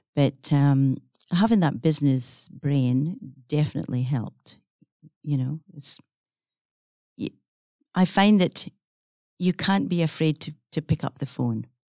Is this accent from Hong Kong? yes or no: no; Scotland, United Kingdom; accent: Scottish; now in Perth, Australia; growing up in Scotland, it was a small village on the coast that I, um, was raised